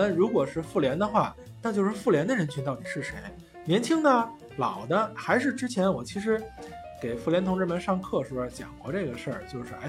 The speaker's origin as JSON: {"language": "Chinese", "region": "Beijing", "country": "China", "said": "有一句话啊，我们北京人有句话叫“刺猬还说自个儿孩子光溜呢”。"}